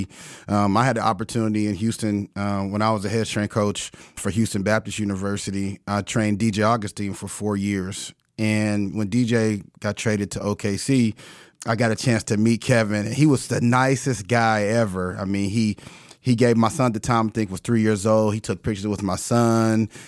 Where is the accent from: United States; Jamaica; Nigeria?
Nigeria; I'm Nigerian.